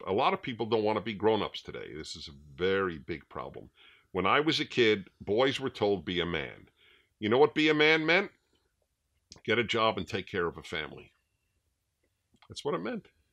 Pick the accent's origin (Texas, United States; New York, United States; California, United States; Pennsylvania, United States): New York, United States; New York City; I grew up in New York City, in Brooklyn